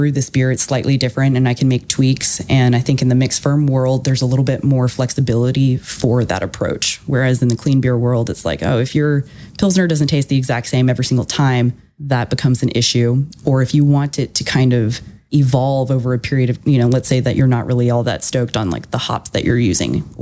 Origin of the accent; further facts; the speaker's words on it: Houston, Texas, United States; moved away as an adult; also born or lived in Austin, Texas; I was born and raised in Houston and then lived in Austin